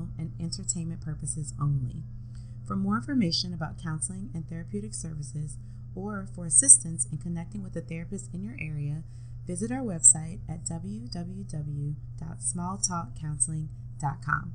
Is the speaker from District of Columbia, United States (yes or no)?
no; New Orleans, Louisiana, United States; moved away as an adult; now in Baton Rouge, United States; we have been best friends since the seventh grade, which that feels like forever now too, growing up in New Orleans.